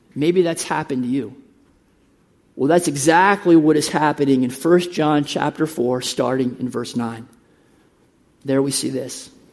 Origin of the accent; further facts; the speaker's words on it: United States; moved away as an adult; also born or lived in Uruguay; We are from the United States.